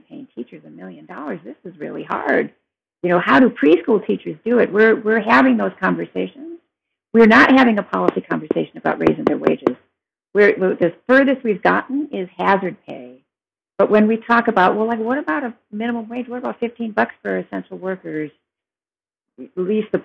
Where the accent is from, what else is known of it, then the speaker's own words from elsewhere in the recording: Detroit, Michigan, United States; moved away as an adult; also born or lived in California / Chicago / Oakland; in Detroit, in the 60s and 70s when I was growing up